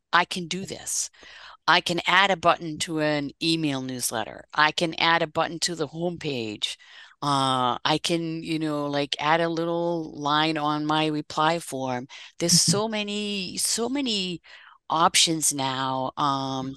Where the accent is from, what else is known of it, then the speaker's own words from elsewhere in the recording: Netherlands; moved away as an adult; now in United States; I'm actually Dutch originally, and I'm celebrating 30 years in this country uh, this coming April and uh, so I moved here from the Netherlands.